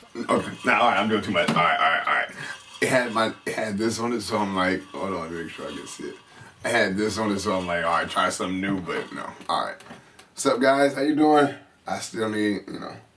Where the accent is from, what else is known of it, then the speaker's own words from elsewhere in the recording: San Francisco, California, United States; I grew up in San Francisco